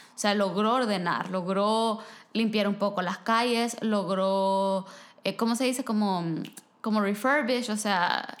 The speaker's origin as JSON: {"language": "Spanish", "country": "El Salvador", "moved": "yes", "lives_now": "Vancouver, Canada", "said": "yo soy del Salvador"}